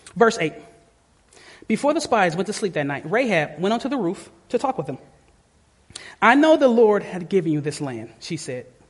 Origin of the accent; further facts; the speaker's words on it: Detroit, Michigan, United States; I'm from the, I'm from Detroit.